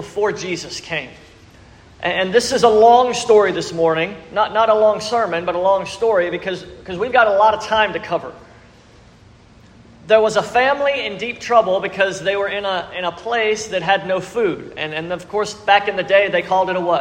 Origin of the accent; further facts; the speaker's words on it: South Louisiana, United States; We're from South Louisiana. We know what it means to purge crawfish.